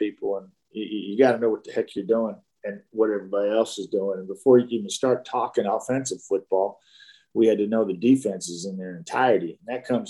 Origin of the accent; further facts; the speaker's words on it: Dallas, Texas, United States; growing up in Dallas and playing in the mid 70s, high school football in the Dallas area